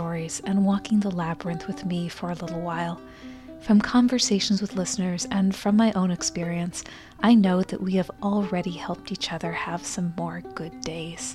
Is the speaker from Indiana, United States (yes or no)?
yes; Bloomington, Indiana, United States; my hometown in Bloomington, Indiana